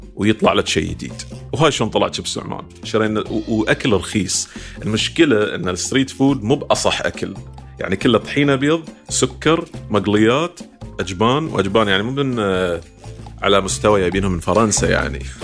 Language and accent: Arabic; Bahrain